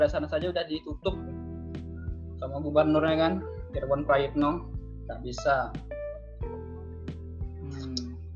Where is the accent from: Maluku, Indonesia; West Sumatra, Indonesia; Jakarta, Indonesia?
West Sumatra, Indonesia; Padang; now in Yogyakarta, Indonesia; asal dari Padang ya. Sudah lama sih di Jogja, hampir dua setengah tahun lah.